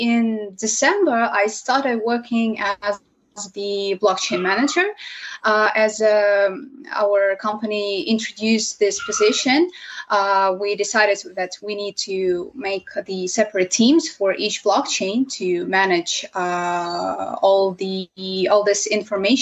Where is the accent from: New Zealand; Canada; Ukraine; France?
Ukraine; from Ukraine